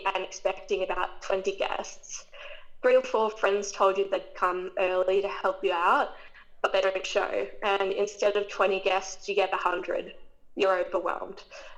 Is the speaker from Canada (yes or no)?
no; Queensland, Australia; I was born in Queensland. I've grown up here my entire life, never moved away.